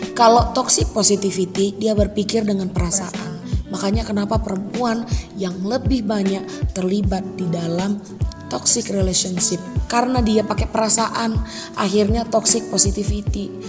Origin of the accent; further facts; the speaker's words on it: Medan, Karo, North Sumatra, Indonesia; asal aku dari Medan dan, eh, tepatnya di Tanah Karo.